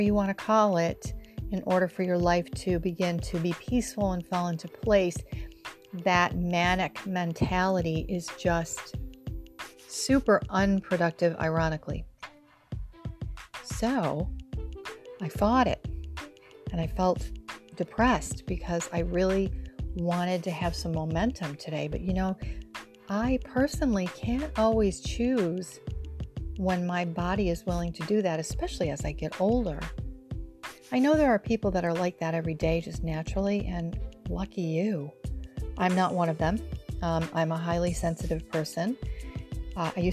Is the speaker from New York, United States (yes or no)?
yes; Rochester, New York, United States; now in near New York City, United States; I'm originally from Rochester, New York, which is part of the Snow Belt